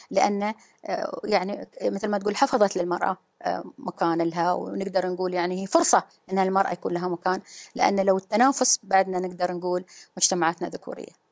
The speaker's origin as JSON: {"language": "Arabic", "region": "Ras Al Khaimah", "country": "United Arab Emirates", "said": "أنا الأولى منتخبة على إمارتي في الدفعة الثالثة والأولى المنتخبة في 2015 كنت الوحيدة آه، على مستوى الرجال يعني المرأة الوحيدة فانتم يمكن على أساس أن الخبر الوحيدة الوحيدة في 2015 والثالثة في اللي هي في الدورات آه، بس لكن الأولى في راس الخيمة"}